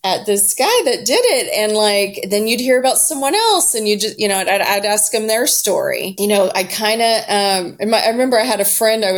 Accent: Houston, Texas, United States; moved away as an adult; also born or lived in Austin, Texas / New York; I grew up in Houston, Texas

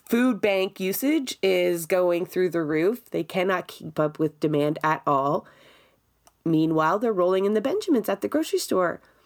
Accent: Toronto, Ontario, Canada; I grew up in Scarborough for most of my life

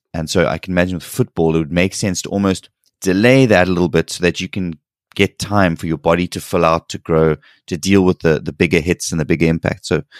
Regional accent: South Africa; I'm a South African, so our system is very different to yours in terms of sports and going to college, or we call it university or varsity.

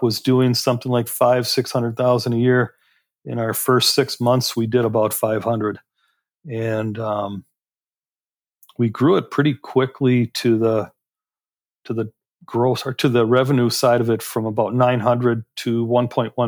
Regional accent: Door County, Wisconsin, United States; also born or lived in Chicago, Illinois; my father decided that it wasn't where he wanted to raise the family, moved us up here to Door County, Wisconsin

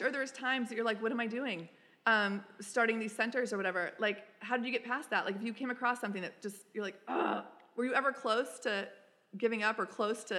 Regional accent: Texas, United States; my home state is Texas.

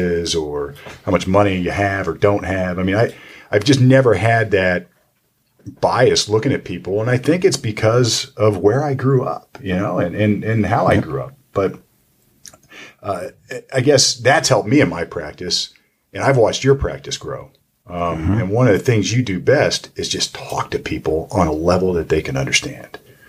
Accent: Sunbury, Ohio, United States; I went to Big Walnut High School up in Sunbury, and it was a rural community at the time.

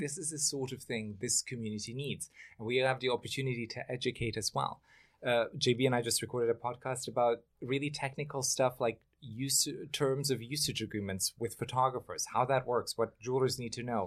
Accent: Germany; moved away as an adult; also born or lived in Bosnia; now in New York City, United States; I grew up in Germany. I'm from Bosnia

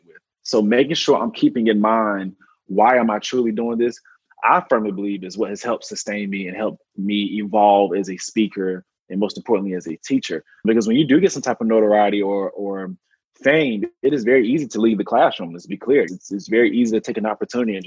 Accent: North Carolina, United States; I am from North Carolina, so I'm definitely a country boy at heart

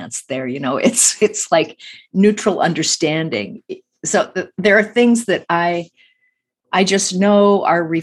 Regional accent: Midwest, United States; I grew up in the Midwest a lot

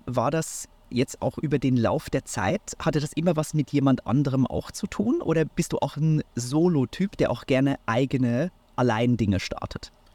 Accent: Switzerland; moved away; ich bin heute wieder mal in meiner Heimat, der Schweiz

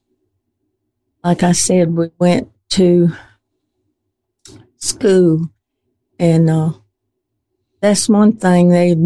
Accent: Poarch, Alabama, United States; I was born and raised right there in Poarch, across the railroad.

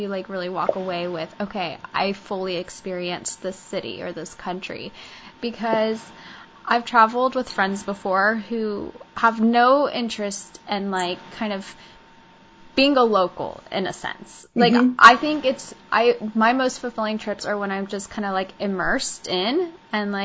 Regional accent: Kansas, United States; I grew up in Kansas too.

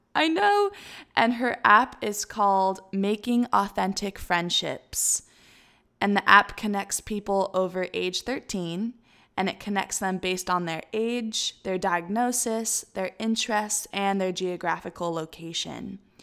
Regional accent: Tennessee, United States; my hometown of Tennessee

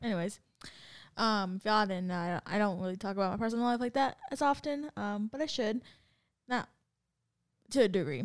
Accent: San Diego, California, United States; I'm from San Diego

